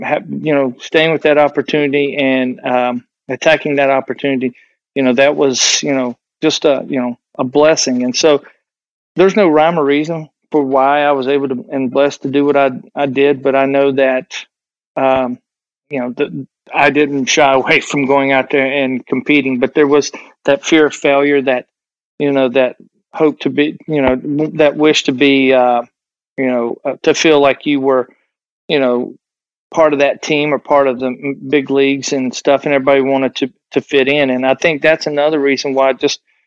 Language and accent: English; Southwest Virginia, United States; I'm from Southwest Virginia